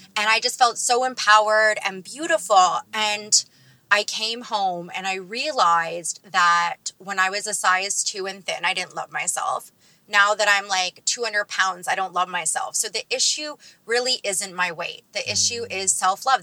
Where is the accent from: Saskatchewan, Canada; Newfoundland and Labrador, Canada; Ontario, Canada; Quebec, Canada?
Ontario, Canada; Toronto; I'm from Toronto